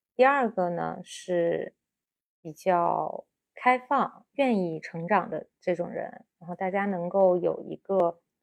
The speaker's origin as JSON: {"language": "Chinese", "country": "China", "said": "我们中国人"}